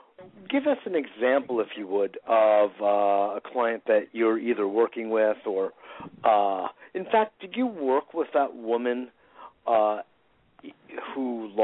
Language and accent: English; Westport, Connecticut, United States; I grew up in Westport, Connecticut.